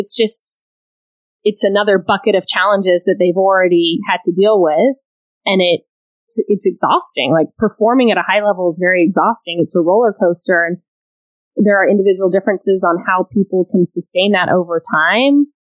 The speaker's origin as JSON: {"language": "English", "region": "Scotland", "country": "United Kingdom", "tie": "born there", "said": "And so he knew that I was born in Scotland."}